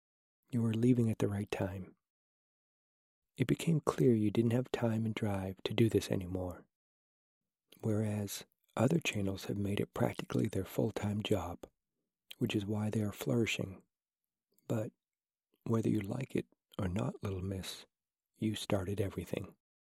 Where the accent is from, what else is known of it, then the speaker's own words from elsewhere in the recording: Nottingham, East Midlands, United Kingdom; accent: Nottinghamshire; Yes, I am from Nottingham. I actually really dislike my Nottinghamshire accent, as I think I sound a bit chavvy.